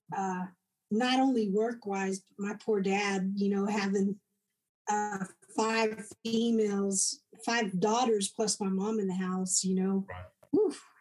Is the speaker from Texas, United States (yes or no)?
yes; De Leon, Texas, United States; now in Granbury, United States; I was born in DeLeon, Texas, which is um, I settled and live in Granbury now, but um, DeLeon's only about an hour away from here